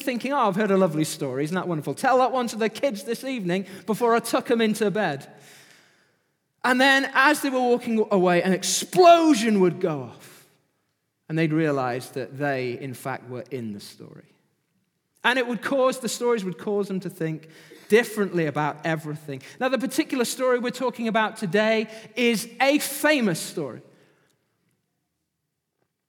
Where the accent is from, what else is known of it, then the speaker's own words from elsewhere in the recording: Manchester, North West England, United Kingdom; also born or lived in Pontefract, West Yorkshire; I was born in Yorkshire, West Yorkshire, Pontefract General Hospital, if you want to know. I moved to Manchester when I was 7